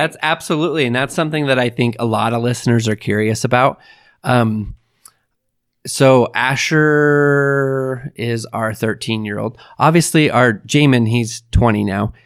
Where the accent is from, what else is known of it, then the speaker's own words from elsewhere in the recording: Idaho, United States; moved away; I'm from Idaho